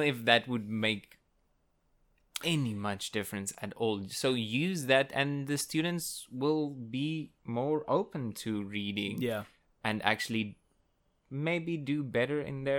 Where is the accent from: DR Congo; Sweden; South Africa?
South Africa; first language Afrikaans; English is a second language; even the Afrikaans teachers as well, which is my native language